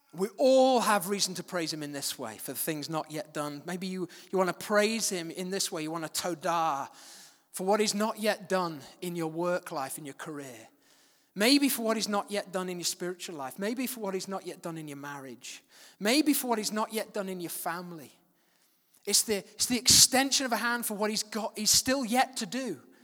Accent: Manchester, North West England, United Kingdom; also born or lived in West Yorkshire; I moved at the age of seven to a place, Manchester

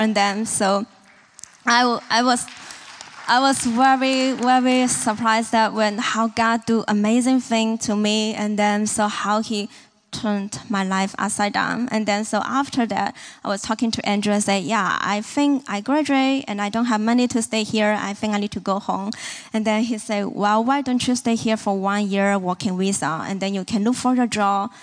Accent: Hong Kong; moved away as an adult; now in Kansas City, United States; We are from Hong Kong, China, and then, um, this is my fifth year here in Kansas City.

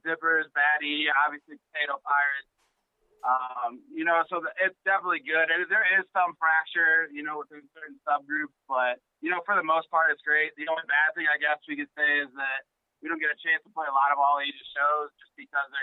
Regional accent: Chicago, Illinois, United States; now in Denver, United States; Chicago, my hometown

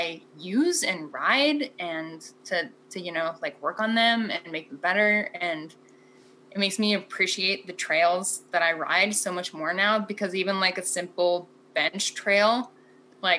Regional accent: Montana, United States; moved away as an adult; also born or lived in Portland; when I moved from Portland back to Montana

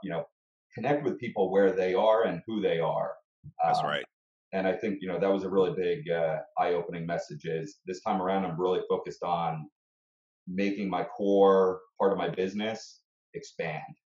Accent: Bergen County, New Jersey, United States; also born or lived in Montclair, New Jersey; now in Glen Ridge, United States; I, I grew up in Bergen County

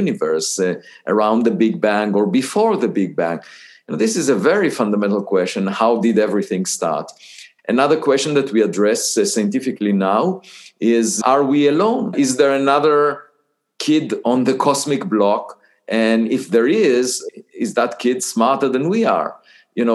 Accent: Israel; moved away as an adult; I was born in Israel

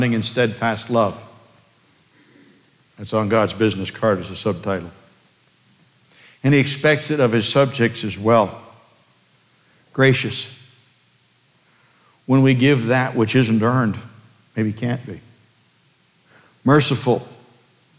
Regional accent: United States; I'm an American

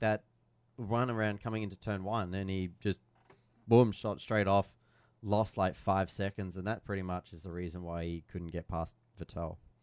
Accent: Australia; As an Aussie

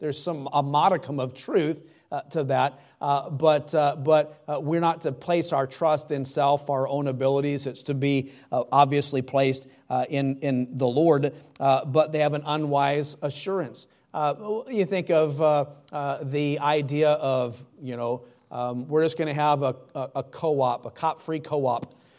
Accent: United States; God didn't have me born uh, here in America

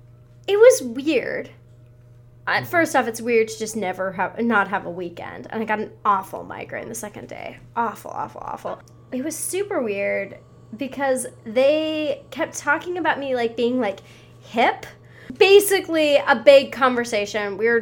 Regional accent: Montana, United States; moved away; I'm from Montana

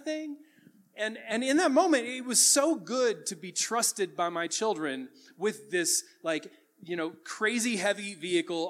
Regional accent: the South, United States; I grew up in the South around a lot of lifted trucks

